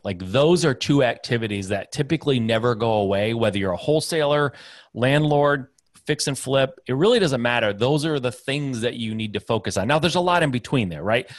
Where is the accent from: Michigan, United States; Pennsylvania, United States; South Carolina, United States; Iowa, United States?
Michigan, United States; I'm Midwest guy, uh, born and raised in Michigan